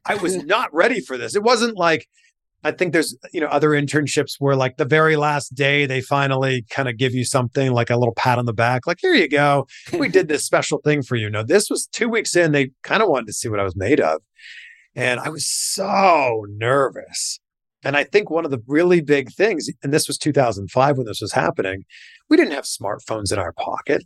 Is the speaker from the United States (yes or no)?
no; Pickering, Ontario, Canada; moved away as an adult; also born or lived in Waterloo, Ontario; I'm from Pickering, Ontario.